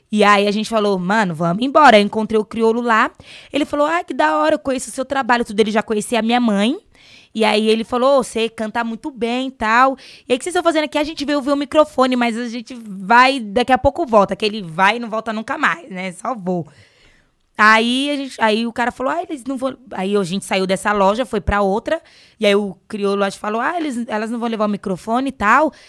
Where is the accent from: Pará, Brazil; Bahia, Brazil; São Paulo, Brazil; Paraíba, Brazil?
São Paulo, Brazil; Eu vim de lá, da rua Peixe de Couro